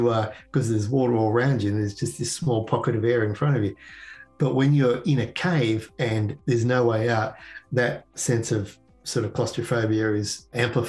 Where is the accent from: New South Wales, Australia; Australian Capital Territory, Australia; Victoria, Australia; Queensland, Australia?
Australian Capital Territory, Australia; Canberra; moved away as an adult; now in Connecticut, United States; where I grew up in Canberra.